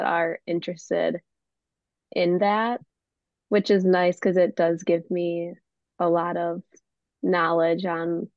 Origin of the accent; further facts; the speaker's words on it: Buffalo, New York, United States; I'm originally from the Buffalo area